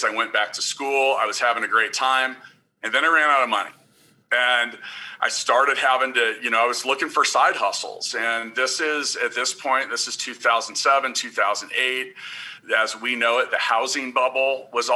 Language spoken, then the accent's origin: English; Kansas City, United States; I am from Kansas City.